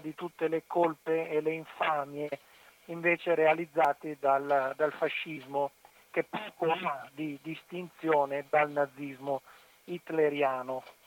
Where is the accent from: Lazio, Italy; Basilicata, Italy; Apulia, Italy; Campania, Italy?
Apulia, Italy; near Ostuni; io, eh, sono originario della Puglia, vicino a Stuni, un paese molto conosciuto dal punto di vista turistico